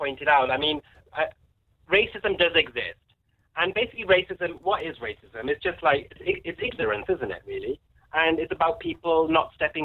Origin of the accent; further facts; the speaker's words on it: United Kingdom; now in London, United Kingdom; the UK is a big place, and there, you know, I was brought up in a more of a smaller